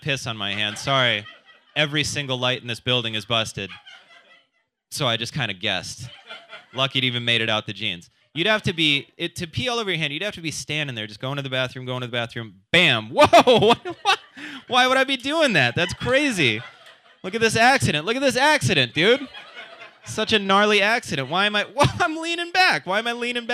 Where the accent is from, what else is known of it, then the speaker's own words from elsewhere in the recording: South Dakota, United States; moved away; I am from South Dakota. I like going back over the holidays.